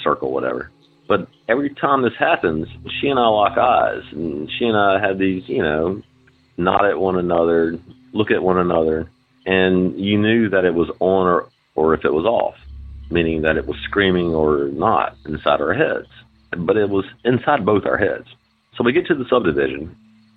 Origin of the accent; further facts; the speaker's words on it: Mobile, Alabama, United States; I'm from Mobile, Alabama